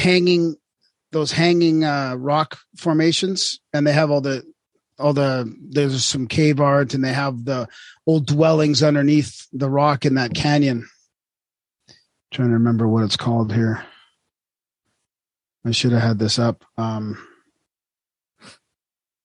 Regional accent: Vancouver, British Columbia, Canada; I grew up in Vancouver and I always was on the coast

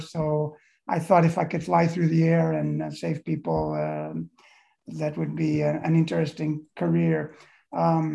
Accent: South Bend, Indiana, United States; I grew up in South Bend, Indiana, which is where Notre Dame is

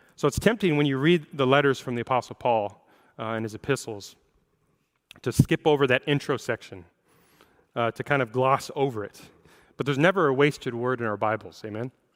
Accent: Seattle, Washington, United States; I'm a native of the Seattle area. I grew up in the Seattle area

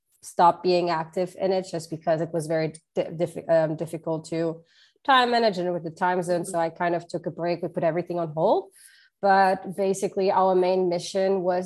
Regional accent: Luxembourg; English is a second language; moved away as an adult; now in Washington, D.C., United States; my parents are from Portugal. So I have like Portuguese roots, but was born in Luxembourg

